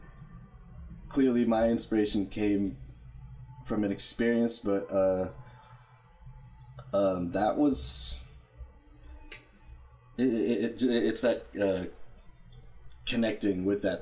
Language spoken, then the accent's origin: English; Santa Ana, California, United States; I'm originally from Santa Ana, California